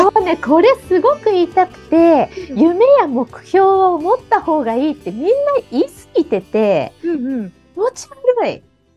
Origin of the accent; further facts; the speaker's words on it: Tokyo, Japan; うち貧困で東京生まれ、東京育ち、あの、港区の高輪という